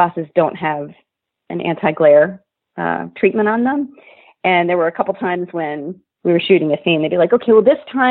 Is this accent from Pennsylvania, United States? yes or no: yes; Lancaster, Pennsylvania, United States; moved away; the community where I grew up. I'm from Lancaster, Pennsylvania.